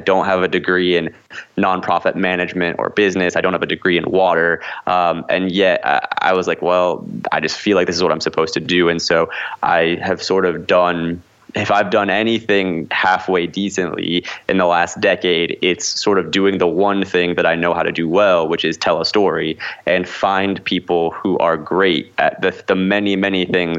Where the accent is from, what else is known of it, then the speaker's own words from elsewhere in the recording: Midwest, United States; now in Los Angeles, United States; I grew up in the Midwest, did a lot of professional theater, you know, joined the Actors Equity Union as a young person.